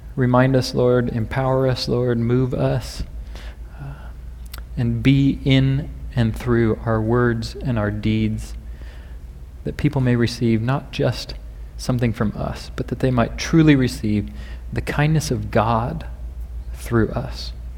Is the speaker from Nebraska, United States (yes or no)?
yes; Nebraska, United States; I happen to be from Nebraska myself